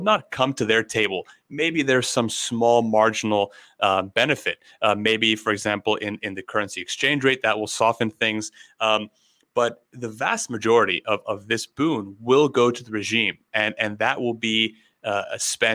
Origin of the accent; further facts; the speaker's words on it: United States; as an American, and then I'll go back as an Iranian American